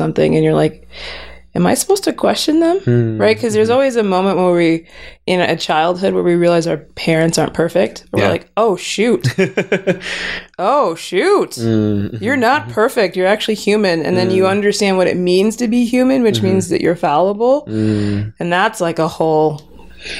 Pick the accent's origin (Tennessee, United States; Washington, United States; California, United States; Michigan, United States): California, United States; Los Angeles; also born or lived in Pasadena; I was born and raised in Los Angeles